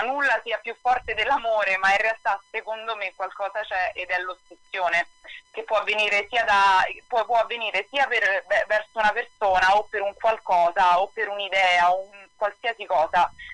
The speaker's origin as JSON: {"language": "Italian", "country": "Italy", "also_born_or_lived": "New York, United States", "moved": "as an adult"}